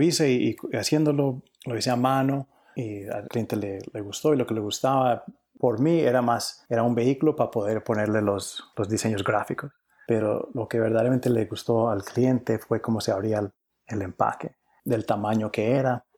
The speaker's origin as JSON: {"language": "Spanish", "town": "Cali", "region": "Valle del Cauca", "country": "Colombia", "tie": "born or raised there", "also_born_or_lived": "New York, United States", "moved": "yes", "lives_now": "United States", "said": "nací en, en Cali, Colombia"}